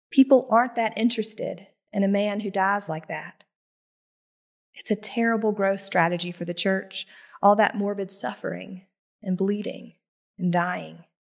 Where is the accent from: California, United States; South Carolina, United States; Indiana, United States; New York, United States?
South Carolina, United States; Greer; It was a freshman class orientation at Greer High School in my hometown in South Carolina